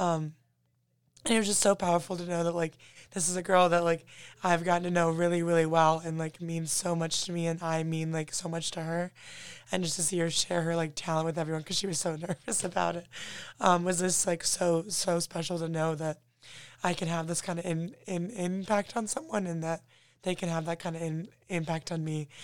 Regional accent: Toledo, Ohio, United States; moved away as an adult; now in Notre Dame, United States; I'm originally from Toledo, Ohio

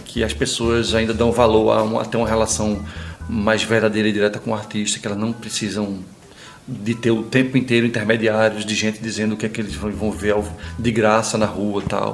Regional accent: Pernambuco, Brazil; moved away as an adult; now in São Paulo, Brazil; me manter pernambucano

